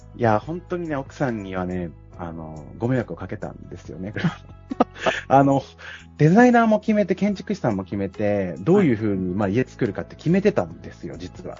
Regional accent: Yamagata, Japan; moved away as an adult; also born or lived in Okinawa; 沖縄から僕の今地元山形に帰ってくる

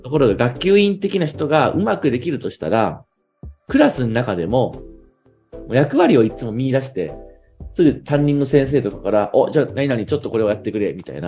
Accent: Ikeda, Fukui, Japan; 僕の地元の、 うん。 福井

